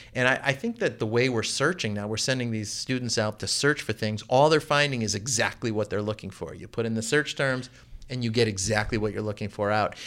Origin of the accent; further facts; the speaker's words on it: Chicago, Illinois, United States; also born or lived in Baltimore; now in Oregon, Illinois, United States; I grew up in the suburbs of Chicago. I was born in Chicago and I lived in Baltimore.